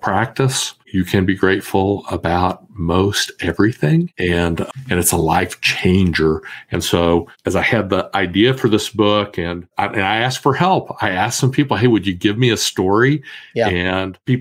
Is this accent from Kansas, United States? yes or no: yes; Kansas, United States; I was born and raised in Kansas